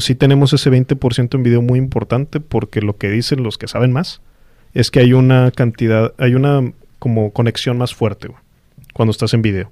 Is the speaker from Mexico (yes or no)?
yes; Mexico; somos mexicanos